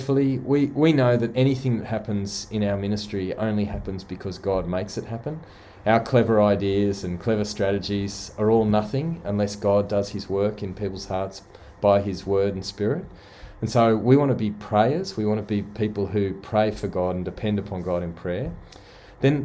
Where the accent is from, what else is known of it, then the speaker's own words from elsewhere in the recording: Sydney, New South Wales, Australia; accent: convict (Australian); my convict accent